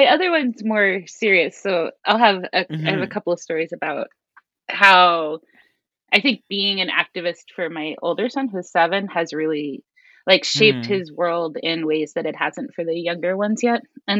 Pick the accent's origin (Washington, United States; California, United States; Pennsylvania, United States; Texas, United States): Texas, United States; Austin; also born or lived in Queens, New York; now in Lincoln, United States; I live in Lincoln, Nebraska, where I teach political science at a small liberal arts school, but I was born in Queens, New York, and I spent most of my life in Austin, Texas. So I'm a little bit from all over the place.